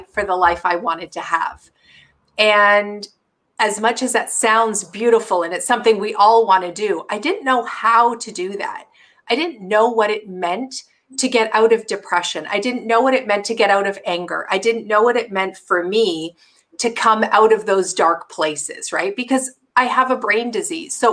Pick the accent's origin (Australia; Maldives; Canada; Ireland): Canada; now in Seattle, United States; So we're Canadian